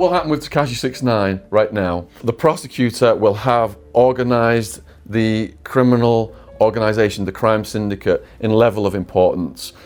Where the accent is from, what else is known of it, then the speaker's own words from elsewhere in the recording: England, United Kingdom; moved away; I'm English